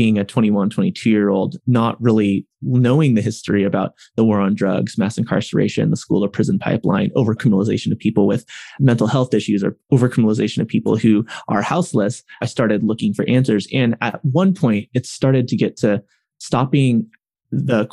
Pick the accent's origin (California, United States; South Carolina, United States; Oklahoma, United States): California, United States; Riverside; they both ended up in college in Riverside, California, which is in Southern California.